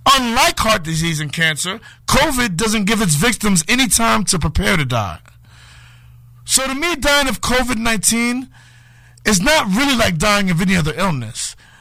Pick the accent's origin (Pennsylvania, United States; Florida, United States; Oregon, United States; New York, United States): New York, United States; New York City; moved away as an adult; now in Connecticut, United States; I was a kid growing up in Harlem